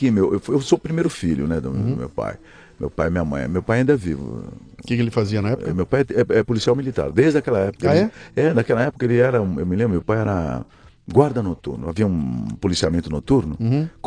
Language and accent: Portuguese; São Paulo, Brazil; Então, sou daqui da Vila Prudente. Eu nasci na, eh, na Vila Prudente, mas eu nasci na, eh, na maternidade do Brás